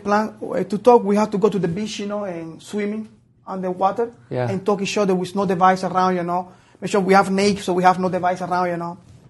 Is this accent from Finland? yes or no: no; Cuba; moved away as an adult; also born or lived in Canada; now in United States